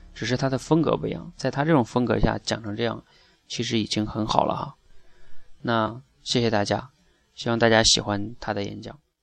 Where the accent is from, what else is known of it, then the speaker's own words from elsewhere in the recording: China; 我们大陆这边的父母